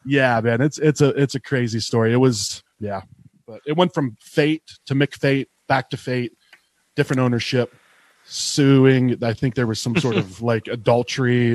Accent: Eastern Ohio, United States; moved away as an adult; now in Arizona, United States; I grew up in Ohio and uh, there was no breweries where I grew up

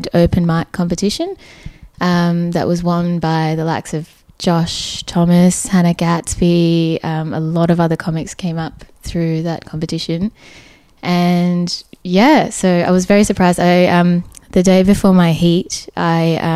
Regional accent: Perth, Western Australia, Australia; moved away as an adult; also born or lived in Sri Lanka; now in Melbourne, Australia; I was born in Sri Lanka. I grew up in Perth and moved to Melbourne after working overseas

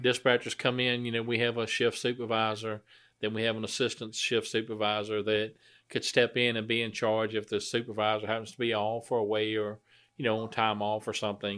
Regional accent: Blairs, Virginia, United States; I grew up in the Blairs area

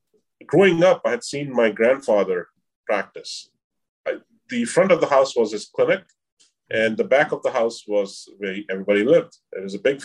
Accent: India; moved away as an adult; now in New York, United States; I'm from India. I'm a South Asian descent

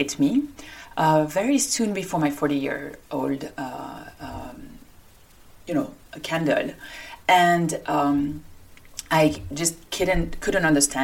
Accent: France; accent: French; English is a second language; moved away as an adult; also born or lived in Paris, France / Lyon, France / New York City, United States; now in Denver, United States; I, like my accent indicates, I come from France

